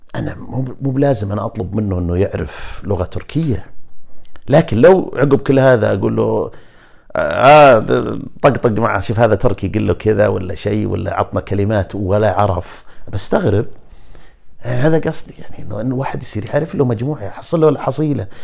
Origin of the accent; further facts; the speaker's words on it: Najd, Saudi Arabia; إحنا اللي من نجد